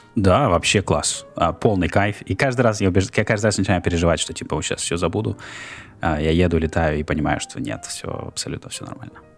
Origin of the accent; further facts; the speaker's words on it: Norilsk, Krasnoyarsk Krai, Russia; moved away as an adult; now in Philadelphia, United States; я родился в Норильске, вырос в Норильске. Потом жил в Красноярске. То есть я недавно в Филадельфии.